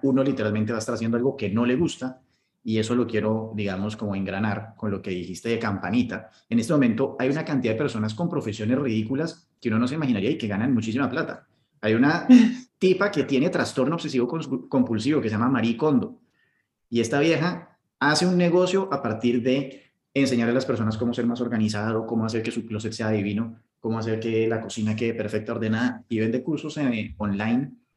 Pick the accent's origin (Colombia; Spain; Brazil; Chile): Colombia; now in United Arab Emirates; nos están pateando el culo a los colombianos